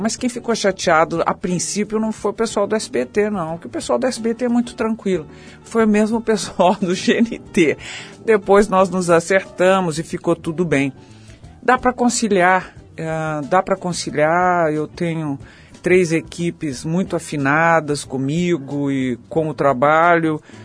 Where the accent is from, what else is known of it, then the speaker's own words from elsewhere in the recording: São Paulo, Brazil; also born or lived in Rio de Janeiro; eu sou muito paulistana